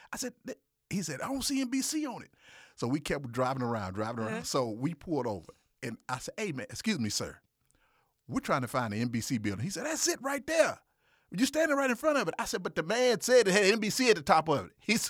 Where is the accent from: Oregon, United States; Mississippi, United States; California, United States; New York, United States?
Mississippi, United States; So me and this guy, okay, we're from Mississippi now.